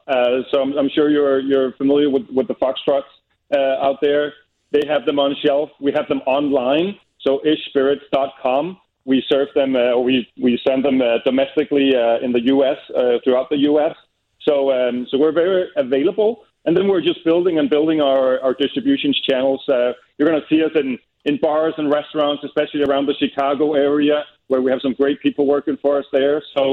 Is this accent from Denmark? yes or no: yes; Copenhagen, Capital Region of Denmark, Denmark; English is a second language; We're from Copenhagen ourselves.